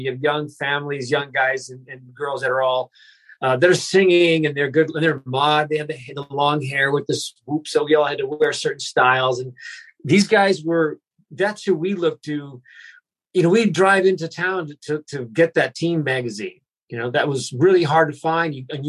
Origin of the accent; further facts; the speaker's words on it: Vancouver, British Columbia, Canada; also born or lived in Berkeley / Iowa / Houston; I grew up in Canada, Vancouver. Well, I grew up all over. We started in Berkeley, California, and then we moved to Iowa for 1 year, and then moved back, and then to Texas for a year, Houston, and then back.